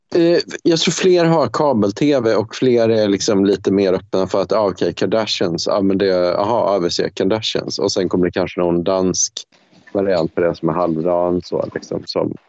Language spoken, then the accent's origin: Swedish; Sweden; jag som, som svensk